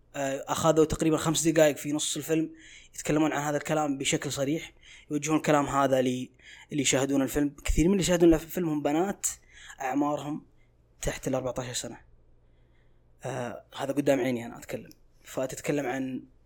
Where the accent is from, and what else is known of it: Saudi Arabia